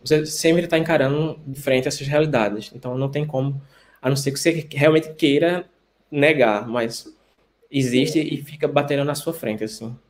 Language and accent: Portuguese; Recife, Pernambuco, Brazil; moved away as an adult; now in Antwerp, Belgium; sou médico infectologista, sou de Recife, estou por alguns meses na Bélgica, na cidade de Antuérpia